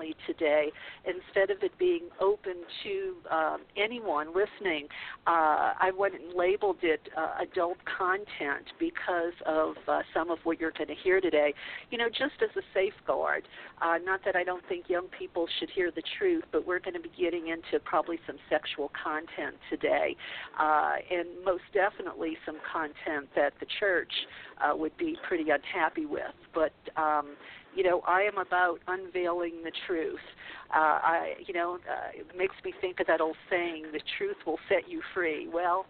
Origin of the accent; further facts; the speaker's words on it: the Bible Belt, United States; now in California, United States; I grew up in the Bible Belt